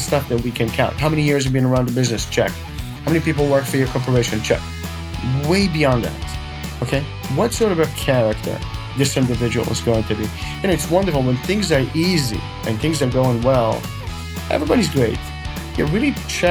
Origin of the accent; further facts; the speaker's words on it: Israel; moved away as an adult; also born or lived in Queens, New York; now in Fort Lauderdale, United States; So I'm from Israel, born and raised, came here in 1994.